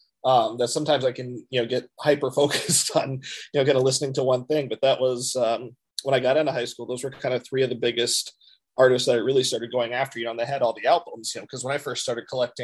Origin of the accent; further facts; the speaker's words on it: Midwest, United States; also born or lived in Minnesota / Michigan / Omaha, Nebraska / Montgomery, Alabama; I was born in Minnesota and lived in Michigan for a good part of my life. Also lived in Omaha, Nebraska for a little while, and I even lived in Montgomery, Alabama for a little while. But for the most part, you know, I'm a Midwest guy